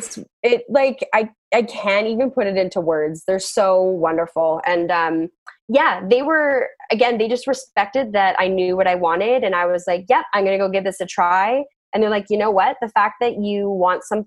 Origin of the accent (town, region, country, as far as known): Whistler, British Columbia, Canada; born or raised there